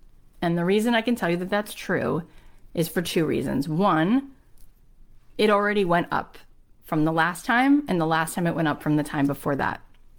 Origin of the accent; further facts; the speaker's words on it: Nigeria; now in United Kingdom; Like, to me, I grew up in Nigeria, moved to the UK, was working in publishing